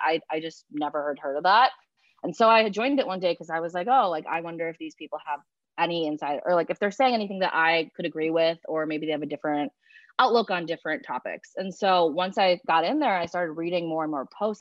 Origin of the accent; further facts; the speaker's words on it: Chicago, Illinois, United States; also born or lived in China; I'm from Chicago. Uh, I'm 24 years old